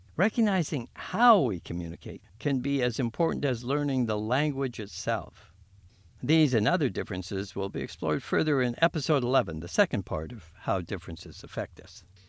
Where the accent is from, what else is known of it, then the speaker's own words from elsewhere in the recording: Winnipeg, Manitoba, Canada; I was born and raised on Treaty One land